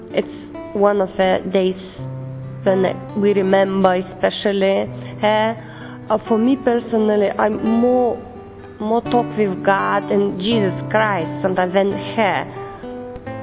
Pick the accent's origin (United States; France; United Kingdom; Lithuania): Lithuania; I come from Lithuania. I'm 29 years old.